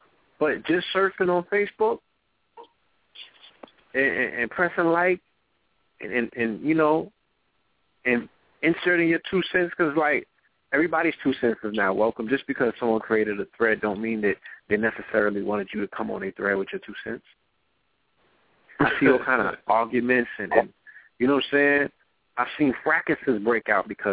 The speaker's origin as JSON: {"language": "English", "town": "New York City", "region": "New York", "country": "United States", "tie": "born or raised there", "said": "I was born in the Bronx"}